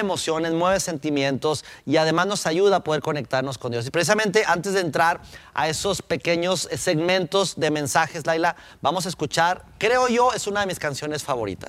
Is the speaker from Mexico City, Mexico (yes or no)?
no; Durango, Mexico; born or raised there; now in Monterrey, Mexico